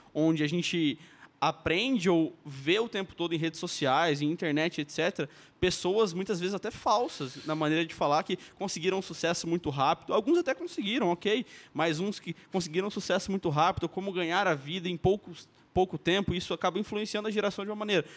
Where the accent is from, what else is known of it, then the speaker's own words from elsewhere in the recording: Maringá, Paraná, Brazil; eu nasci em Maringá também